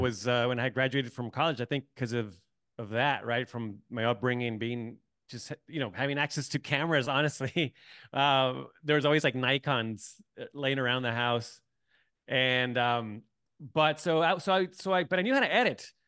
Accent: San Diego, California, United States; moved away as an adult; also born or lived in Tijuana; I grew up in San Diego

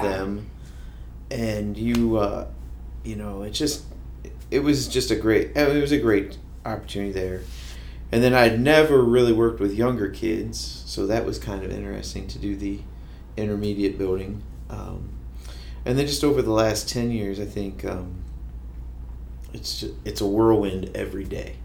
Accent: Kenton, Ohio, United States; moved away as an adult; also born or lived in Findlay, Ohio; now in Fostoria, United States; I'm from Kenton, Ohio. Uh, grew up there

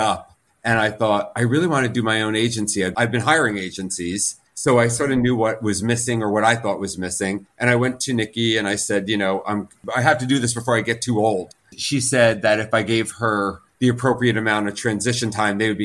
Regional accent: New Jersey, United States; moved away; I'm a Jew from Jersey

